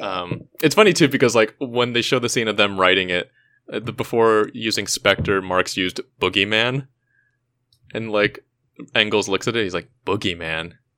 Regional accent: hometown of Thrice, California, United States; they were formed, uh, in my hometown

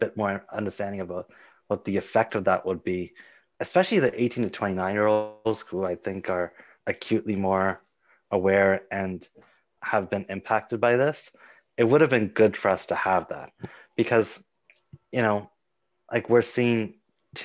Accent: Mississauga, Ontario, Canada; growing up in Mississauga

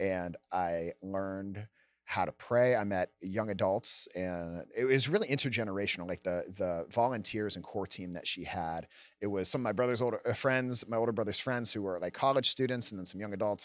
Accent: Gaithersburg, Maryland, United States; I'm from Gaithersburg, Maryland. It's in Montgomery County, just out, about a half hour outside Washington, D C. I grew up with, uh, My parents, two older brothers

